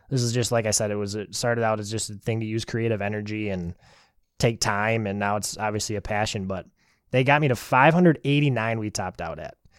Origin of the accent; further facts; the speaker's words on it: Wisconsin, United States; I'm from Wisconsin